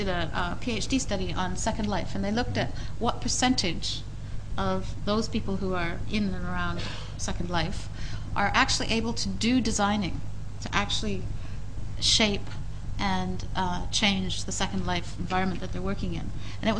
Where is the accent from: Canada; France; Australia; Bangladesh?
Canada; I'm speaking as a Canadian